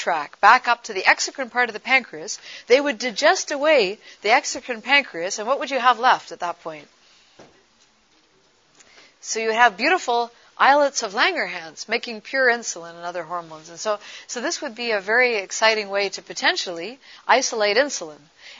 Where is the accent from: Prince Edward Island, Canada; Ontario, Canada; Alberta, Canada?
Ontario, Canada; Toronto; at the age of 12, growing up in Toronto, Canada